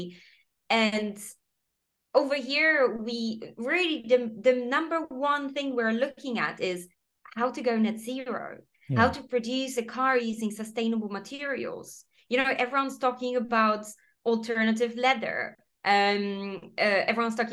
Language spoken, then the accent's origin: English; Poland; English is a second language; moved away as an adult; also born or lived in Copenhagen, Denmark; now in United Kingdom; I'm in the UK, but I'm originally from Poland